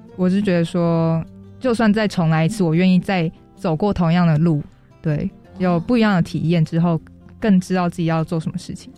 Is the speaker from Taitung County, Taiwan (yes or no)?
yes; Taitung County, Taiwan; moved away as an adult; now in Taipei, Taiwan; 我是台东的卑南族